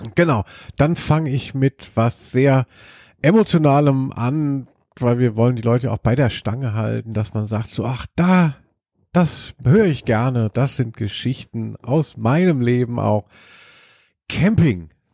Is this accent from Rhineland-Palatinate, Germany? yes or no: no; Hesse, Germany; eigentlich komme ich ja aus Hessen und, ähm, aus dem Bereich Musik